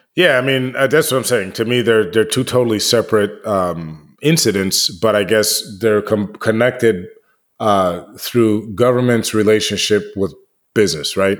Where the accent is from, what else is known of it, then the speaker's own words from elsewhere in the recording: Washington, District of Columbia, United States; I grew up in Washington, D C